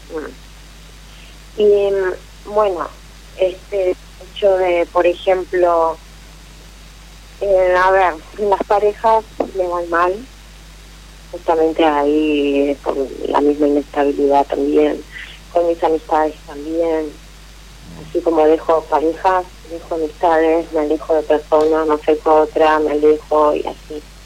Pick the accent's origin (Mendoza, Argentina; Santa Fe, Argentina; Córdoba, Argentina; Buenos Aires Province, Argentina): Buenos Aires Province, Argentina; El Palomar; Soy de Palomar